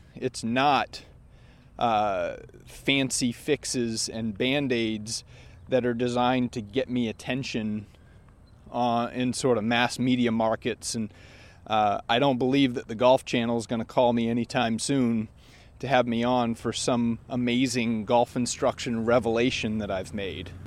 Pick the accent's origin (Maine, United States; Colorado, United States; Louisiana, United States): Maine, United States; I grew up in Maine